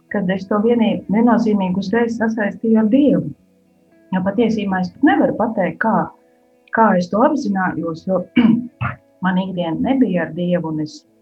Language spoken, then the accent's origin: Latvian; Koknese, Vidzeme, Latvia; moved away as an adult; now in Riga area, Latvia; uzaugusi esmu no Kungnes pusē un savu tādu puse tā dzīves man ir pagājusi koknesē, kuras esmu augusi